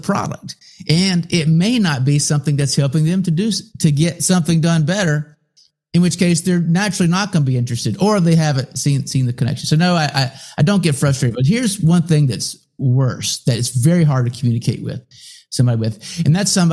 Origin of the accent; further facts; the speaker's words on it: United States; first language English; I don't speak another language, and I'm American, I only speak English